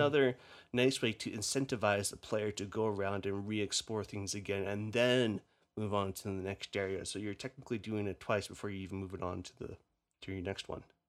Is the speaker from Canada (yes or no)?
yes; Canada; accent: Canadian; My Canadian accent